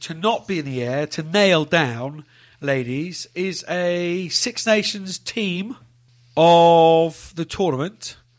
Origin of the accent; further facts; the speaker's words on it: England, United Kingdom; I say this as an Englishman